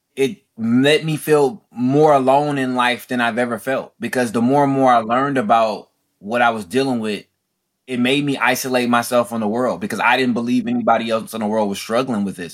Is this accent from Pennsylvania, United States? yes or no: no; Oakland, California, United States; Being born and raised in Oakland, California